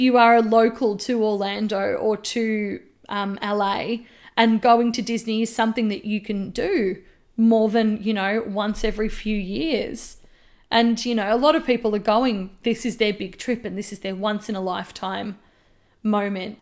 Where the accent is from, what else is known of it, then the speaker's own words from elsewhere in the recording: Australia; as an Australian